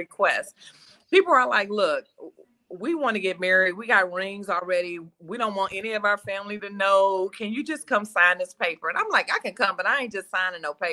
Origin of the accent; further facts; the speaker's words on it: Detroit, Michigan, United States; now in Nashville, United States; I am from Detroit, currently live outside of Nashville, Tennessee.